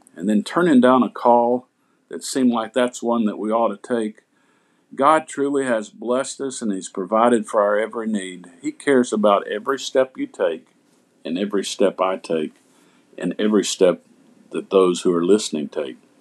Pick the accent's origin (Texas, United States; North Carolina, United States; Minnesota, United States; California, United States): North Carolina, United States; Asheville; now in Summerville, United States; I was born in Asheville, North Carolina. I grew up in Asheville Nazarene Church